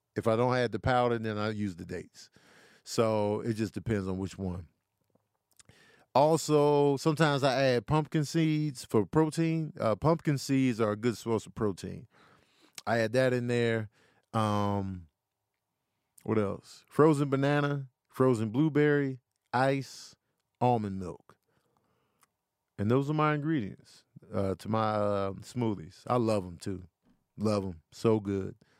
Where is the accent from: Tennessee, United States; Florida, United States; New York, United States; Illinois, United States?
Illinois, United States; Chicago; moved away; also born or lived in Clovis, New Mexico; I was raised there. I lived in Chicago my whole life at that time